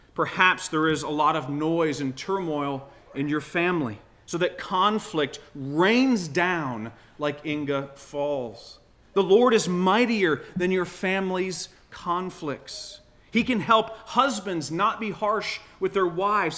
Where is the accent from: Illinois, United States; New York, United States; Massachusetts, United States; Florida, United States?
Florida, United States; moved away as an adult; now in Michigan, United States; I was born in Florida. I grew up uh, surfing